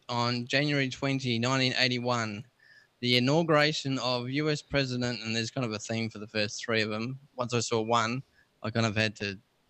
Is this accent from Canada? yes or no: no; Australia; I'm born and bred here. I'm more Australian than Vegemite sandwich.